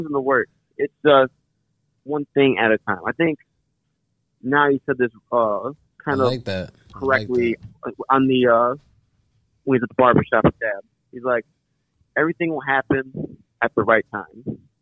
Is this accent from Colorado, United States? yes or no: no; Chicago, Illinois, United States; moved away; I was born and raised in Chicago. So, and I've been gone from Chicago since like 05.